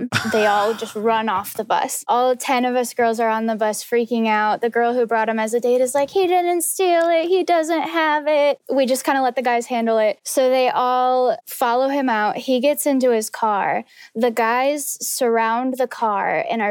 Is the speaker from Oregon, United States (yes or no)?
no; Livonia, Michigan, United States; born or raised there